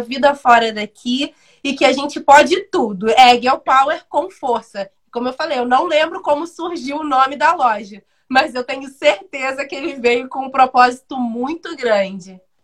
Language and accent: Portuguese; Brazil; eu fui criada, eu moro no Independência desde os sete anos de idade